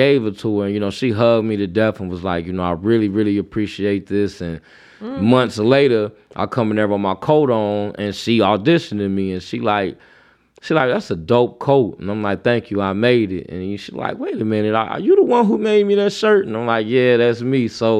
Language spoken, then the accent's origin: English; Waukegan, Illinois, United States; also born or lived in North Chicago; I'm from Waukegan, North Chicago.